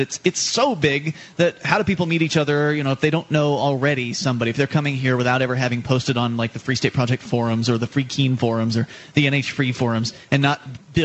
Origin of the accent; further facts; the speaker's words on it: the South, United States; now in New Hampshire, United States; I come from the South. I was born and raised down there